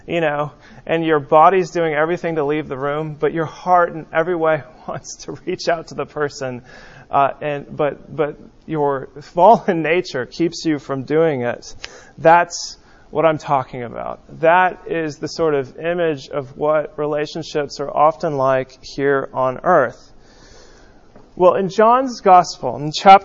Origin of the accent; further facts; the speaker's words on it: West Coast, United States; growing up on the West Coast